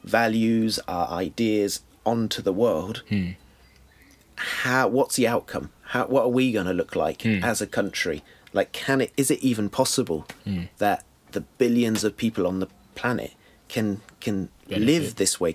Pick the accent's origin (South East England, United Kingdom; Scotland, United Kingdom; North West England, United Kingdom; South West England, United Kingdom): South West England, United Kingdom; Bath; also born or lived in France; I grew up in Bath.